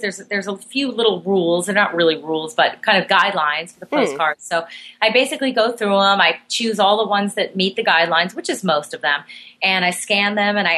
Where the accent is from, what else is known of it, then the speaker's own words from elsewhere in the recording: Miami, Florida, United States; my hometown shelter in Miami, Florida